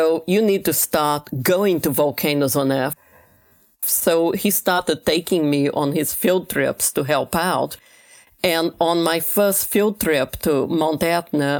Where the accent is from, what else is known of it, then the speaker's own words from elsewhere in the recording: Rio de Janeiro, Brazil; moved away; I grew up in Rio de Janeiro, right by the famous Ipanema beach.